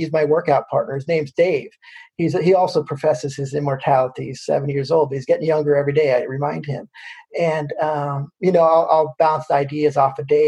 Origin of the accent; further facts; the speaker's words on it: California, United States; also born or lived in San Jose area, California; now in Boston, United States; when I was a kid, I grew up in California, and my father worked for a gentleman who had season tickets to the San Jose Earthquakes